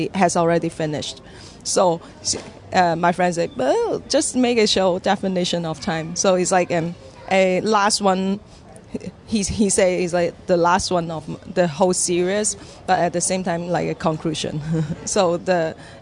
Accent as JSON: {"language": "English", "country": "Hong Kong", "tie": "born or raised there", "moved": "as an adult", "lives_now": "Vancouver, Canada", "said": "I was born in Hong Kong and I trained in the Hong Kong Academy for Performing Arts"}